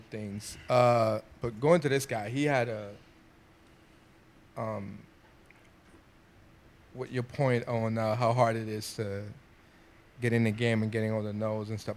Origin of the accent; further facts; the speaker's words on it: New York City, New York, United States; I'm a kid from the Bronx.